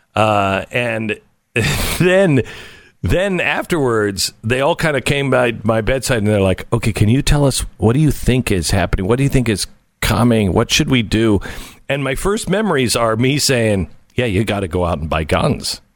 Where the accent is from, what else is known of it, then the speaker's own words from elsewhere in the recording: Pacific Northwest, United States; I grew up in the Pacific Northwest.